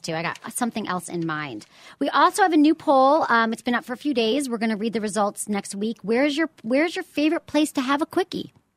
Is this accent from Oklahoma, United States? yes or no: no; Michigan, United States; now in San Francisco, United States; I am very much a Michigan person